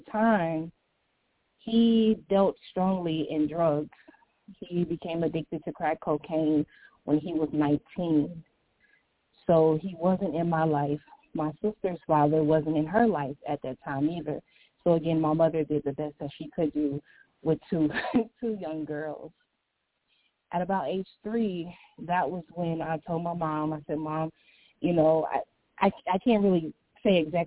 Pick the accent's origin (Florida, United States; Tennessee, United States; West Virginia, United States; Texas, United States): Florida, United States; St. Petersburg; now in Chicago, United States; I grew up in St. Petersburg, Florida